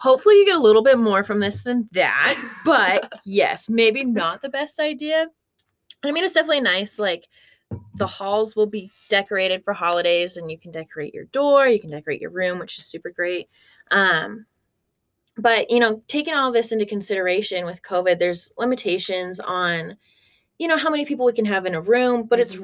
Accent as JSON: {"language": "English", "town": "Corvallis", "region": "Oregon", "country": "United States", "moved": "yes", "lives_now": "Arkansas, United States", "said": "I'm originally from Corvallis, Oregon, so a little far away"}